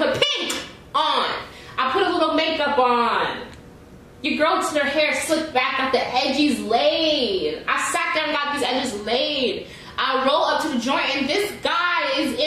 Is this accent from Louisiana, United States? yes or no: no; New York, United States; moved away; I'm from New York